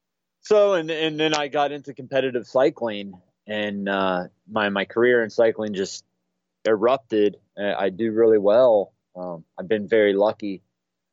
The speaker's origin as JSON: {"language": "English", "town": "Chillicothe", "region": "Ohio", "country": "United States", "tie": "born or raised there", "said": "the Chillicothe VA here in my hometown"}